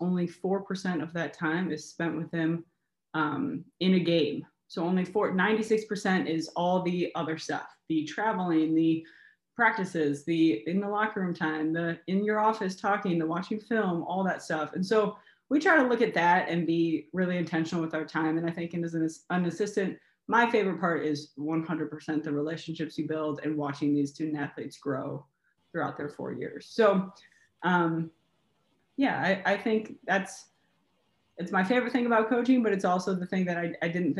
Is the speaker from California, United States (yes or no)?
no; Cincinnati, Ohio, United States; moved away as an adult; now in Michigan, United States; I'm originally from Cincinnati, Ohio. I moved home.